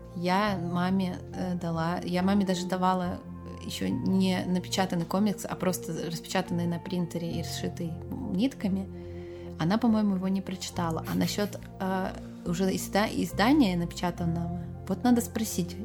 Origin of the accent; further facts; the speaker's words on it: Petrozavodsk, Republic of Karelia, Russia; я же из Петрозаводска